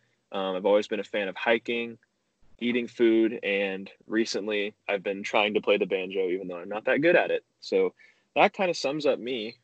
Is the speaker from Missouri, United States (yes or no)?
no; Plant City, Florida, United States; also born or lived in Tallahassee, Florida; I was born in Tallahassee, Florida. And when I was about two or three, we moved down to Plant City. So that's where I got all my education. Went to Talma Middle School and Strawberry Crest High School.